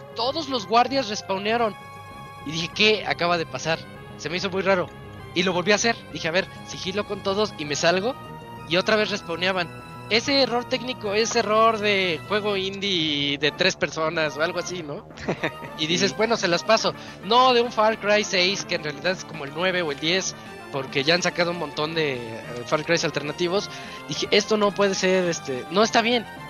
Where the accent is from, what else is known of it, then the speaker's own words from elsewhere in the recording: Mexico; yo soy un mexicano que es que no se siente latino